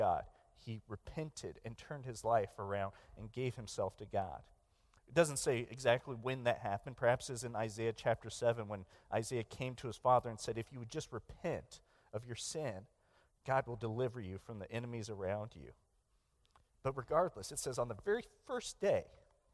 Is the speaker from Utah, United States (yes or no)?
no; Hutchinson, Kansas, United States; moved away as an adult; now in Philippines; I grew up in Hutchinson, Kansas